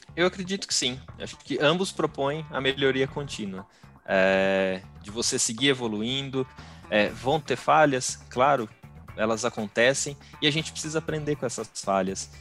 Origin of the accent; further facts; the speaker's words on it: Bauru, São Paulo, Brazil; sou aqui de Bauru, interior de São Paulo